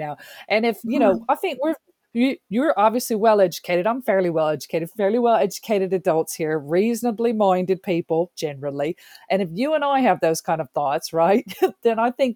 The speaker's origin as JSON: {"language": "English", "country": "United States", "tie": "born or raised there", "moved": "yes", "said": "having grown up in the States"}